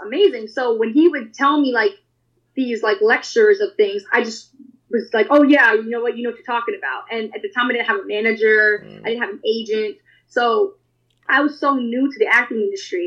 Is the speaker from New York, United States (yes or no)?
yes; New York, United States; I'm from New York